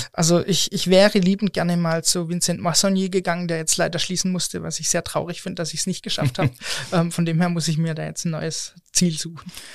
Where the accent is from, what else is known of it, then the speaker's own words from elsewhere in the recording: the Mannheim/Stuttgart area, Southern Germany, Germany; moved away; Wir sind als ähm, Familie quasi kommen wir aus Süddeutschland, aus der Ecke Mannheim, Stuttgart. Und ähm, da kommen wir her und das hört man leider auch manchmal.